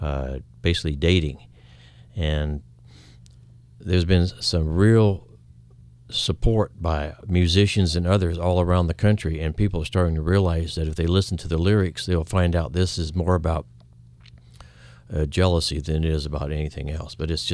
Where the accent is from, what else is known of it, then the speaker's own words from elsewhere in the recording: Wyoming, United States; The thing I think is interesting is because I'm being from Wyoming, country fan.